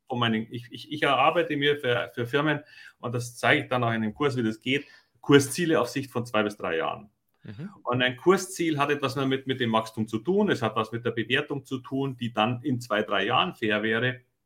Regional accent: Germany; bei uns in Deutschland

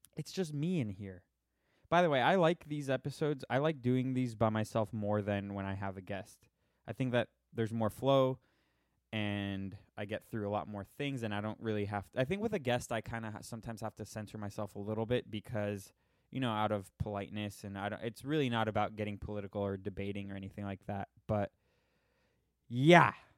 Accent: Florida, United States; I'm from Florida

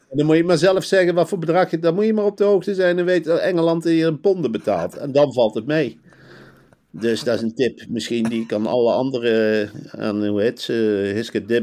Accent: North Brabant, Netherlands; En dan kijk eens rond als Brabantse.

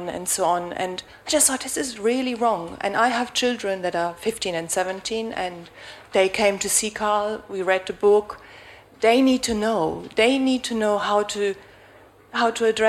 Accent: Germany; moved away as an adult; now in United Kingdom; I'm German. I grew up in Germany, close to the Dutch border

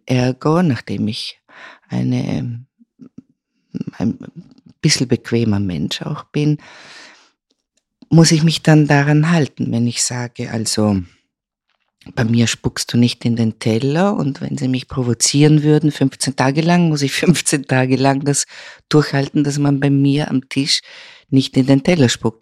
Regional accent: Vorarlberg, Austria; moved away; also born or lived in Vienna / Rome / Milan; Ich bin aufgewachsen im westlichsten Bundesland Österreichs, dem einzig alemannischen Bundesland und äh, Vorarlberg

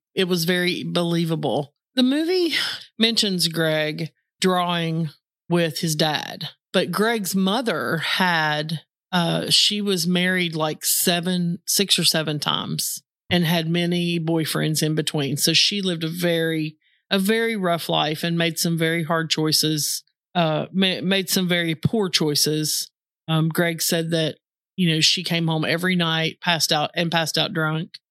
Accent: Southern West Virginia, United States; I grew up in Southern West Virginia

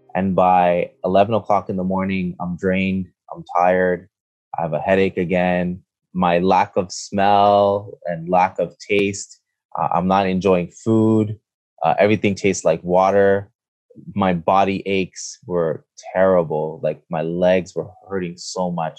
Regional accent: Montreal, Quebec, Canada; I am born and raised in Montreal, Quebec, Canada.

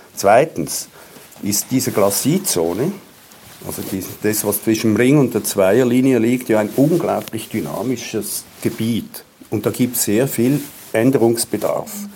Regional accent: Switzerland; als Schweizer

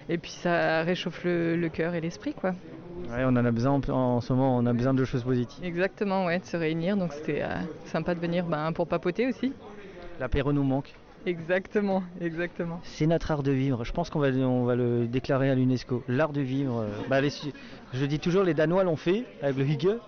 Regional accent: Grand Est, France; je suis un Alsacien normalement.

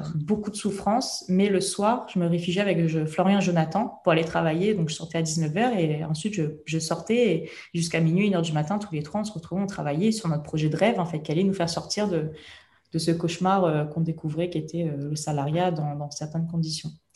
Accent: Réunion; je viens de La Réunion

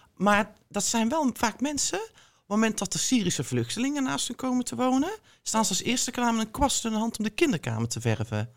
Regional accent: North Brabant, Netherlands; also born or lived in Israel; ik kom dan uit Brabant, ik kom dan uit de provincie

